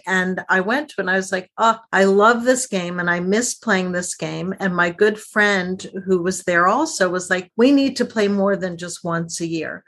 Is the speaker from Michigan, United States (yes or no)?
yes; outside of Detroit, Michigan, United States; I grew up outside of Detroit